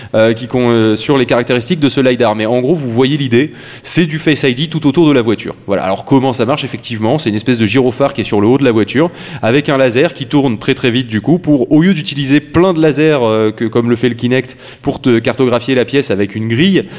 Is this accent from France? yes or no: yes; France; chez nous en France